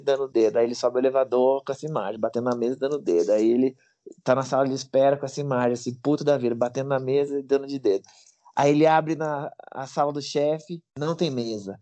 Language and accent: Portuguese; Brazil; eu sou brasileiro